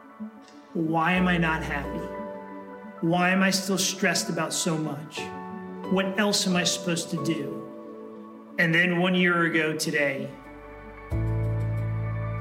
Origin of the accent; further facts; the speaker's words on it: New Jersey, United States; moved away as an adult; also born or lived in Boston; I grew up in New Jersey